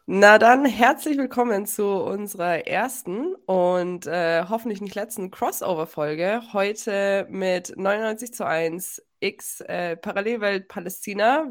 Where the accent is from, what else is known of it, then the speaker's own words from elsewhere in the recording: Germany; ich bin Deutsche